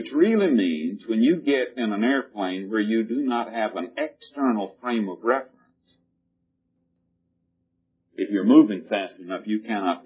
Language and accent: English; the South, United States; when I grew up in the South in the days when before there were tractors and we plowed with mules